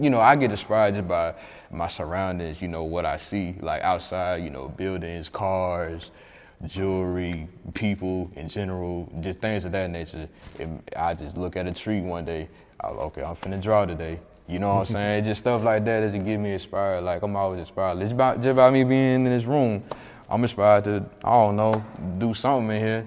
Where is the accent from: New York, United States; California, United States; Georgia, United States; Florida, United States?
Georgia, United States; Atlanta; moved away as an adult; now in Huntsville, United States; I may move back here to my hometown